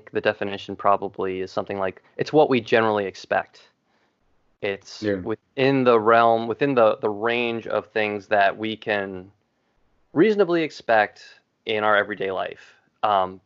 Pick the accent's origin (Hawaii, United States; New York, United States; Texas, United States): New York, United States; Long Island; And I grew up in New York. I grew up in Long Island